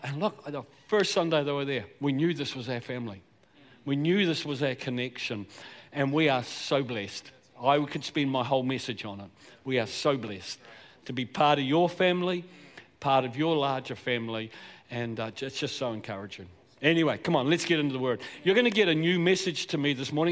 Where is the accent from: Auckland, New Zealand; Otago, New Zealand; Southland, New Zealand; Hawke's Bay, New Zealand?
Southland, New Zealand; accent: Southland; I was born and bred in Southland, so a bit of that accent's going to come out, I'm afraid, at different points. I'm a South Islander